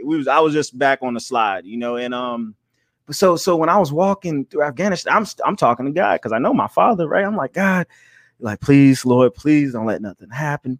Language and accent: English; Charleston, South Carolina, United States; I'm from Charleston, South Carolina